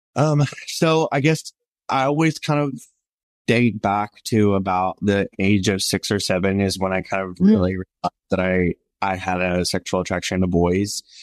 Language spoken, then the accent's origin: English; the South, United States; born or raised there